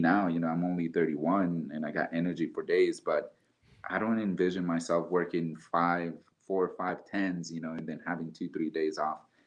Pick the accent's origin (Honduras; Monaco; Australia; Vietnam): Honduras; now in Denver, United States; I can represent myself as a chef born and bred in Honduras